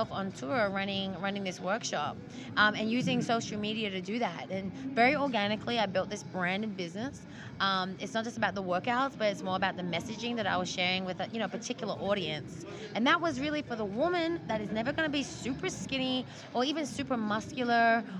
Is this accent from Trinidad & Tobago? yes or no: no; Australia; moved away; I grew up in Australia, so I have a rugby background